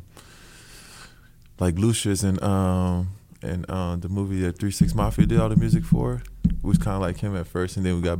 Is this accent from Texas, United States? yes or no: yes; Houston, Texas, United States; I'm from Houston